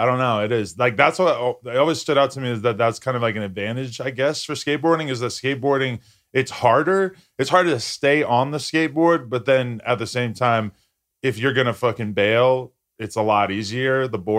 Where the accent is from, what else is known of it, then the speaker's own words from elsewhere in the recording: Nashua, New Hampshire, United States; Nashua, New Hampshire.